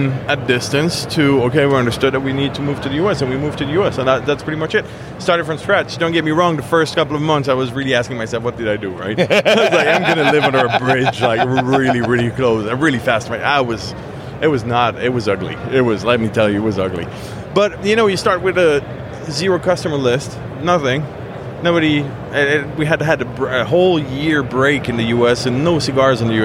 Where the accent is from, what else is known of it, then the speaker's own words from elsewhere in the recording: Switzerland; I was born and raised in Switzerland